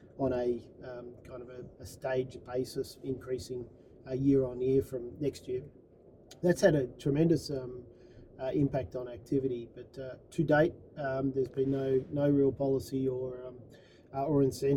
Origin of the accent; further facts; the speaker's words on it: Melbourne, Victoria, Australia; moved away as an adult; now in United States; I'm a proud Australian and born and bred in Melbourne